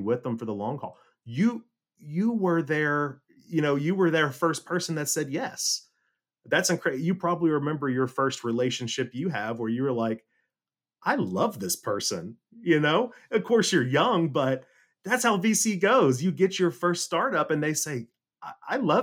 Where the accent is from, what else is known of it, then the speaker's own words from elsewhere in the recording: Las Casas, Tennessee, United States; moved away as an adult; also born or lived in Silicon Valley; growing up in God's country of Las Casas, Tennessee